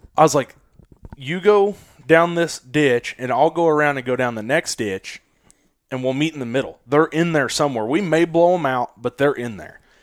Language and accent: English; Kansas City, Missouri, United States; Missouri, Kansas City area